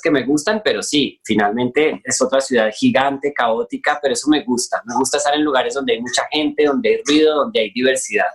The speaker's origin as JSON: {"language": "Spanish", "region": "Bogotá", "country": "Colombia", "moved": "as an adult", "lives_now": "Mexico City, Mexico", "said": "Bogotá, de donde soy"}